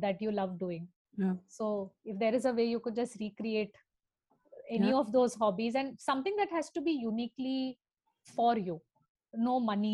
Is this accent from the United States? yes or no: no; Thane, Maharashtra, India; growing up in Thane